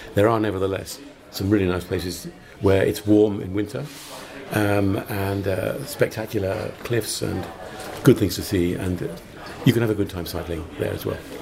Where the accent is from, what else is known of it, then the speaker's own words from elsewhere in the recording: United Kingdom; moved away as an adult; now in Malta; I'm British, but I've been living in Malta for 25 years.